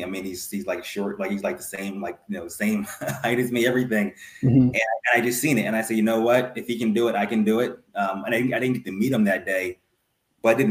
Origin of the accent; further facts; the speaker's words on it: Ardmore, Pennsylvania, United States; I'm from Lower Marion, which is what, like 5 minutes from West Philadelphia. And, you know, like, you know, middle class, lower middle class neighborhood from Ardmore, Pennsylvania